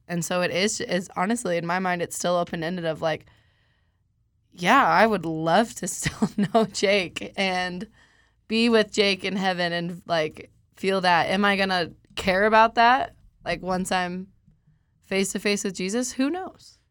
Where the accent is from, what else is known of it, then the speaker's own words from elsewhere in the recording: Colorado, United States; I'm from Colorado